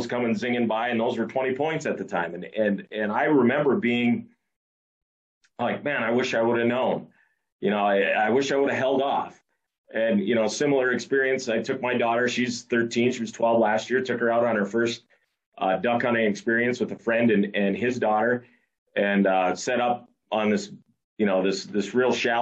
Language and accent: English; United States; growing up in Roberts County